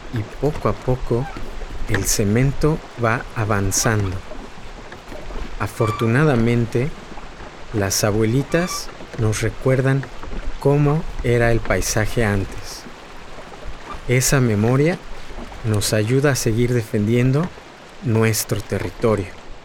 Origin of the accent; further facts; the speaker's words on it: Mexico City, Mexico; soy de Xochimilco, un barrio en el sur de la Ciudad de México